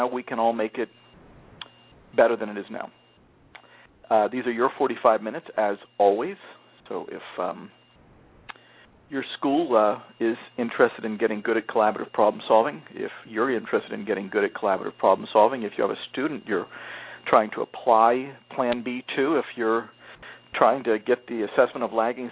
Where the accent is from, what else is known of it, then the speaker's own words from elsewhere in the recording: South Florida, United States; now in New England, United States; I was raised in South Florida